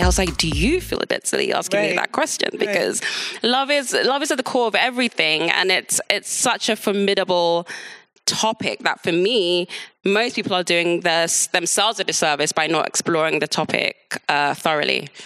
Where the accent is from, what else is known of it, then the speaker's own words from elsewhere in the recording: London, United Kingdom; also born or lived in Nigeria; I was born in London, grew up in London